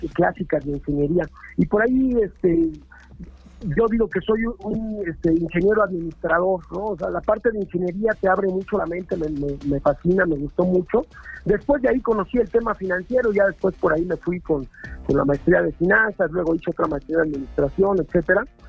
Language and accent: Spanish; Mexico City, Mexico; now in Cholula, Mexico; soy chilango de corazón, pero vivo al pie del volcán aquí en Cholula